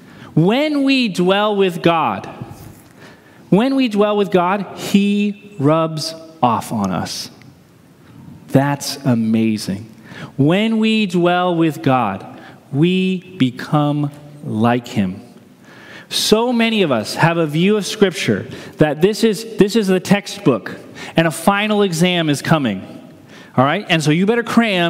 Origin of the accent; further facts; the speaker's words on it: New Hampshire, United States; growing up in New Hampshire